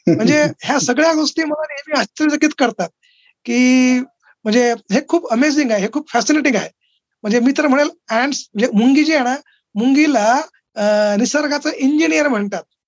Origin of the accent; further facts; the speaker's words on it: Akola, Maharashtra, India; moved away as an adult; now in Aurangabad, India; वडील पंजाबराव देशमुख कृषी विद्यापीठात होते अकोल्याला आणि ते एका म्हणजे डेअरी फार्मवर कार्यरत होते तर माझं लहानपण हे त्या डेअरी फार्मवर गेलं